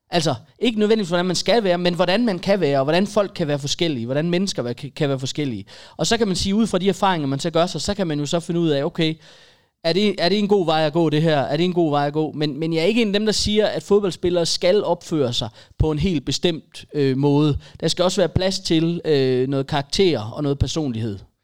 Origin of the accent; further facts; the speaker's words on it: a village just north of Aarhus, Central Denmark Region, Denmark; i den landsby lidt nord for Aarhus, hvor jeg er vokset op